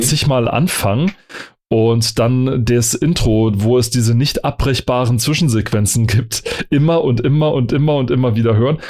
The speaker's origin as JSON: {"language": "German", "country": "Germany", "said": "ich als Deutscher"}